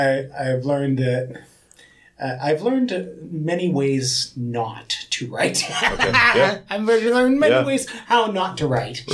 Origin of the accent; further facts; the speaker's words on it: Canada; moved away as an adult; now in South Korea; I'm not American. I'm Canadian